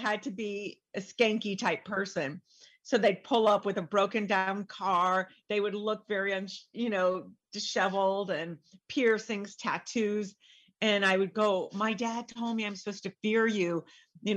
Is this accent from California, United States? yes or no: yes; San Diego, California, United States; also born or lived in Hollywood; I went to San Diego State because I grew up in San Diego